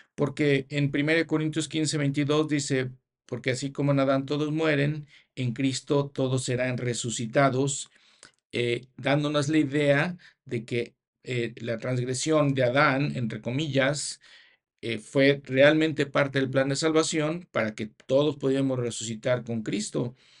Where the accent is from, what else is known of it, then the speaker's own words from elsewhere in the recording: Mexico; also born or lived in United States / Canada; en mi país, México